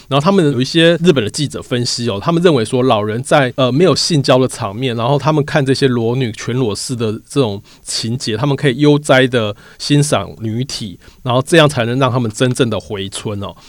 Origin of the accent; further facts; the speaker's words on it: Taiwan; 台湾的男生的共同成长经验，其实我们都是看色情片长大，就是 A V 片，不管是日本的或是欧美的，我们就看各种色情产品长大的